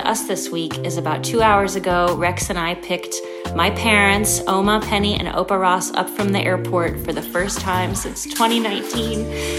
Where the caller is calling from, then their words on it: Netherlands; and we are calling from the Netherlands, and we are here